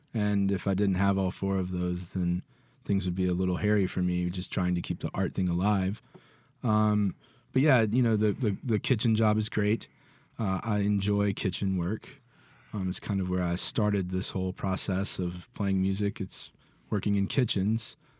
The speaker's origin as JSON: {"language": "English", "town": "Jackson", "region": "Mississippi", "country": "United States", "tie": "born or raised there", "also_born_or_lived": "Flowood", "said": "born and raised in Jackson"}